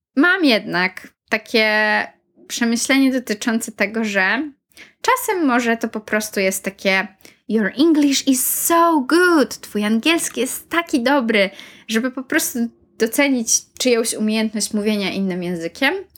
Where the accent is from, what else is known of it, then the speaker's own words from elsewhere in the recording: Poland; moved away as an adult; also born or lived in Warsaw, Poland; now in United Kingdom; miałam dwa lata po liceum życia w Polsce, w Warszawie, pracowania i też studiowania trochę przez rok